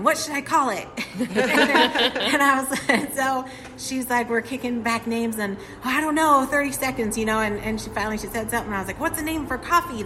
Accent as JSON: {"language": "English", "town": "Temecula", "region": "California", "country": "United States", "tie": "born or raised there", "also_born_or_lived": "San Diego County, California", "moved": "as an adult", "lives_now": "Crossville, United States", "said": "I was 6 years old, and I moved from the kind of the beach area in San Diego County. And then when I was six, I lived ever since in Temecula. And I moved from Temecula to here in 2019."}